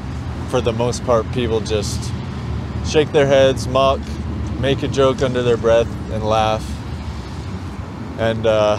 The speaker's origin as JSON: {"language": "English", "town": "Long Beach", "region": "California", "country": "United States", "moved": "as an adult", "lives_now": "Colorado, United States", "said": "I'm from Long Beach, California."}